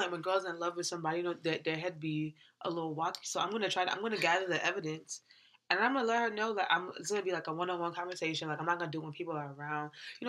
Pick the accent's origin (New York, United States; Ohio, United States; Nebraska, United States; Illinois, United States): New York, United States; I'm from New York.